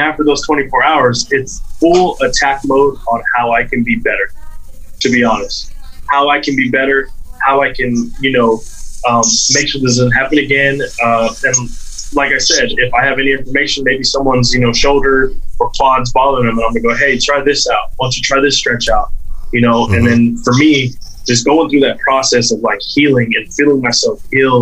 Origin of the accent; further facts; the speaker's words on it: South Texas, United States; growing up in South Texas